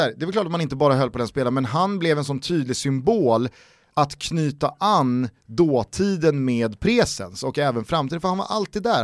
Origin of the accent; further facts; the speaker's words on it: Stockholm, Stockholm County, Sweden; jag är inte från Spånga, jag är från Vällingby